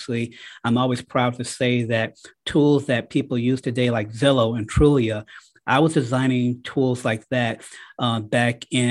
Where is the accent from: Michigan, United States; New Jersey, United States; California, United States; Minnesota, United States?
Michigan, United States; Detroit; moved away as an adult; now in Cleveland, United States; I'm a native from Detroit, Michigan. That's where I went to high school